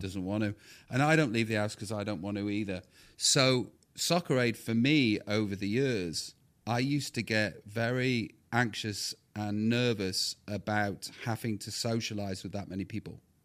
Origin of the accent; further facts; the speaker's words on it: Stoke-on-Trent, West Midlands, United Kingdom; I'm just knobhead from Stoke